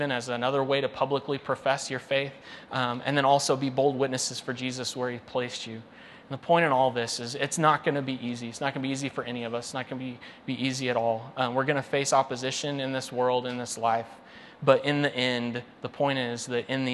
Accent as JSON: {"language": "English", "country": "United States", "said": "American Christians"}